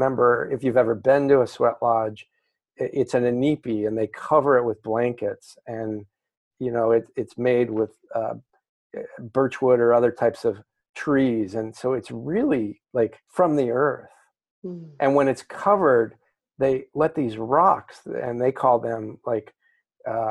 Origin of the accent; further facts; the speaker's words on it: New Mexico, United States; I grew up in New Mexico